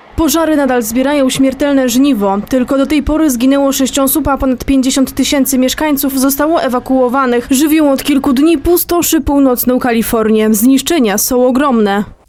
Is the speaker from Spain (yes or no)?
yes; Spain; Urodziłam się w Hiszpanii